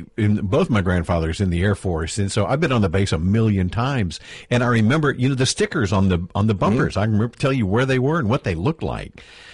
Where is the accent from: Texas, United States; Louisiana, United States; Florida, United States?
Louisiana, United States; Shreveport; also born or lived in Bossier City, Louisiana; I was born in Shreveport back in 1901, and I had friends because I went to Bossier High School, a Russian Junior High School. And then Bossier High School. And so I had friends that lived on Barksdale. And I lived on Shacks.